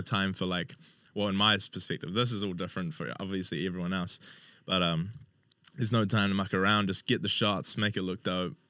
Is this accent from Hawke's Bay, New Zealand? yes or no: yes; Hawke's Bay, New Zealand; I'm originally from Hawke's Bay